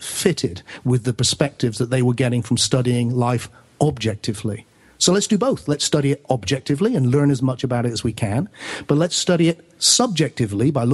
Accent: Glastonbury, South West England, United Kingdom; mainly I do it in my hometown of Glastonbury, which is a magical little place

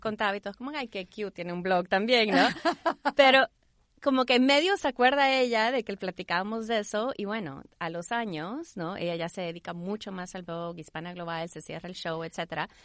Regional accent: El Salvador; moved away; also born or lived in Houston; nací en Houston, crecí en El Salvador

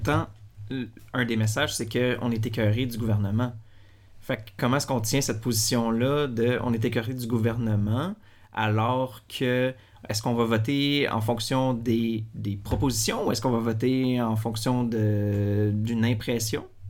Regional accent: Quebec, Canada; en tant que Québécois

